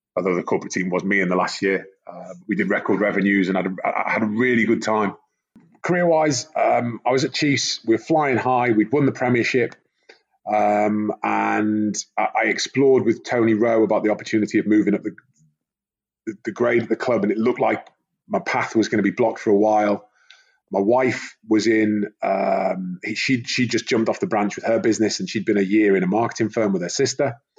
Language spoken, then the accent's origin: English; the Wirral, North West England, United Kingdom; moved away; also born or lived in Sunderland / Exeter; I was born in Sunderland. Um, my parents both studied at Durham, and then when I was a year old, we moved back to the Wirral so I could be close to my grandparents